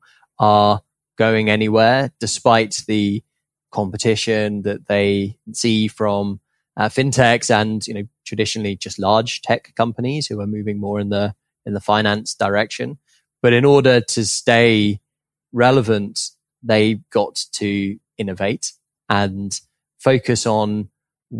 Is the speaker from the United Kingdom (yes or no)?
yes; United Kingdom; I grew up in just outside London in the UK